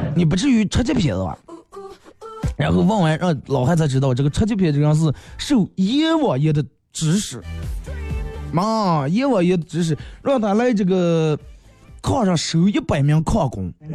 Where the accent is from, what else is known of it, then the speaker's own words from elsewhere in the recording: China; 我是中国人